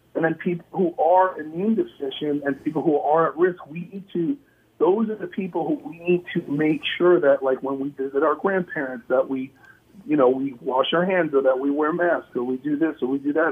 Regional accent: New York City, New York, United States; I'm from New York City

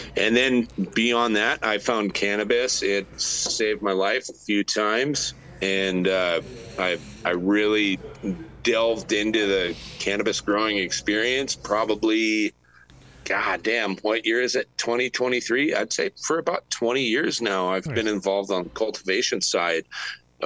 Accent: South Dakota, United States; moved away as an adult; also born or lived in West Coast; South Dakota native

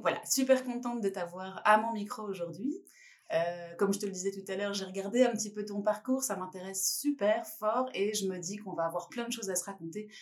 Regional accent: France; en tant que Française

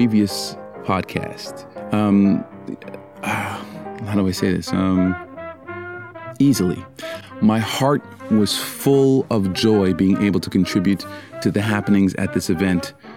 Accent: Canada; I'm Canadian. We love to apologize

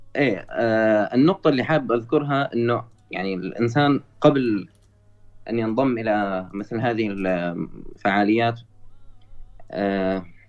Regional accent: Syria; انا من سوريا

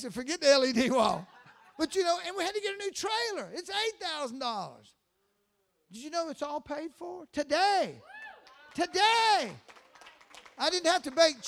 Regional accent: Live Oak, Florida, United States; also born or lived in Valdosta, Georgia; I grew up in a little town called Live Oak, Florida. I was born and raised there

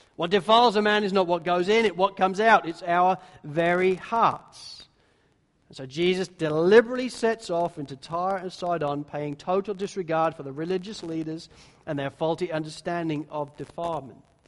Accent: England, United Kingdom; I'm English

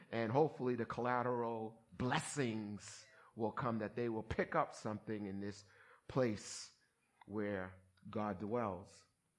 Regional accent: Somerville, Massachusetts, United States; as an African American growing up in Somerville where there weren't too many black people, and it was during the season of busing and all that stuff that you see that's history now

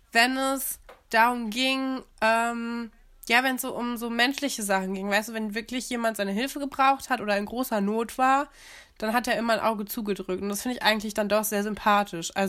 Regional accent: Aachen, North Rhine-Westphalia, Germany; Wir kommen ja aus Aachen und äh, Karl der Große war auch Karolinger.

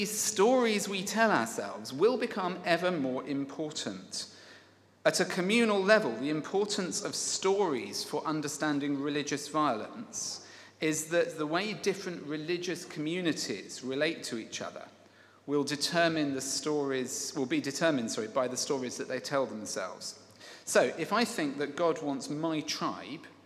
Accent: Kent, South East England, United Kingdom; my upbringing in Kent and my attendance at the Judd School

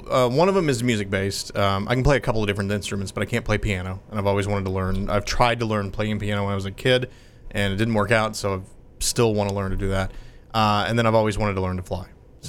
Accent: Texas, United States; which we're fifth generation Texans, and then we came over from England. So yeah, very very traditional. Landed in North Carolina, and then just kind of moved west from there.

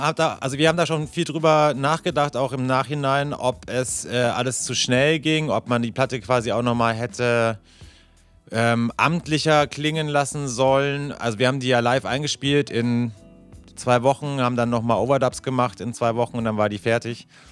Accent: Bavaria, Germany; ich komme ja aus Bayern

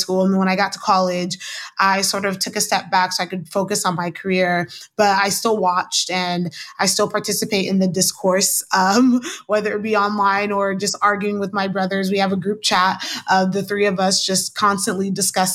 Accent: Kansas City, Missouri, United States; also born or lived in overseas (birthplace); now in Washington DC, United States; I was born overseas, but I grew up in Kansas City

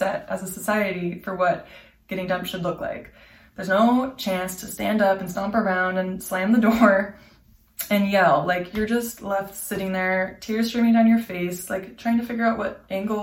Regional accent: Anchorage, Alaska, United States; moved away as an adult; now in Montreal, Canada; I was living in Anchorage, my hometown

